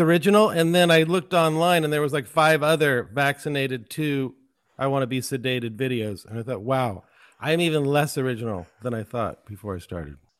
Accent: San Francisco Bay Area, California, United States; also born or lived in Los Angeles; I grew up in the Bay Area, well, San Francisco Bay Area

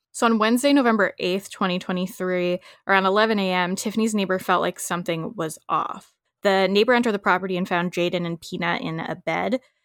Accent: United States; us Americans.

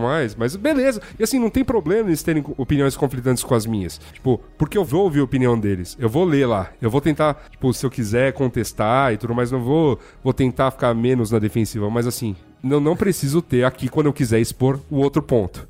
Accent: Brazil

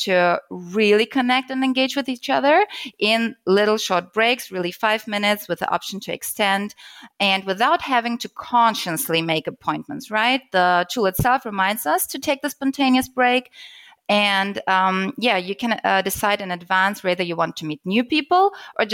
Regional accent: Germany; I'm from Germany, so data privacy is really a hot topic here.

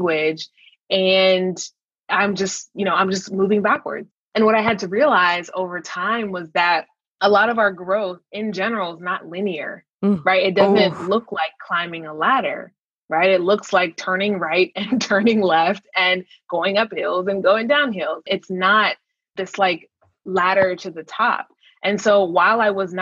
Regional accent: Minnesota, United States; I grew up in Minnesota

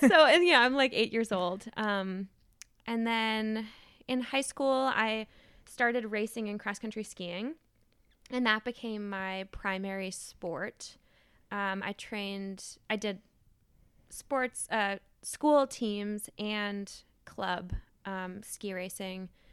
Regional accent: Maine, United States; moved away as an adult; now in New Haven, United States; I grew up in Maine, and I went to college in Maine, and I stayed in Maine after college and worked

